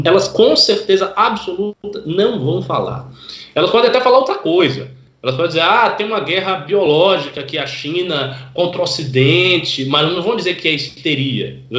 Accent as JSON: {"language": "Portuguese", "town": "Salvador", "region": "Bahia", "country": "Brazil", "tie": "born or raised there", "said": "Aí em Salvador, o prefeito lá que eu, que eu acompanho bem, que é minha terra, né"}